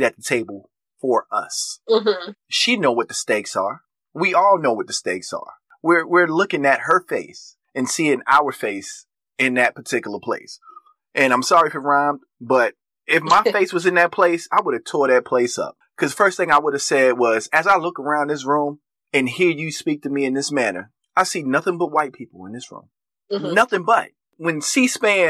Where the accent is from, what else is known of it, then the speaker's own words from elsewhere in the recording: United States; we are as American citizens